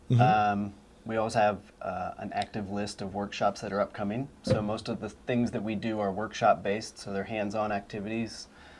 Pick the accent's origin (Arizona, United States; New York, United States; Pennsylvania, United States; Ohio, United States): Ohio, United States; Baltic; also born or lived in Mount Vernon, Ohio; I actually grew up in Baltic. I was born in Union Hospital. I guess I'm native.